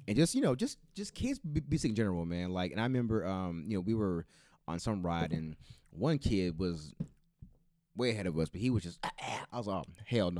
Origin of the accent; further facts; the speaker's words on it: Bakersfield, California, United States; I'm from Bakersfield